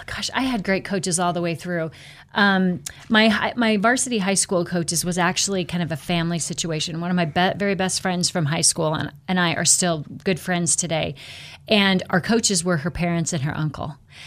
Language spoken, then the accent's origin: English; Buhl, Idaho, United States; So I was born and raised, as Ken mentioned, down in the Buell area, born and raised on a farm.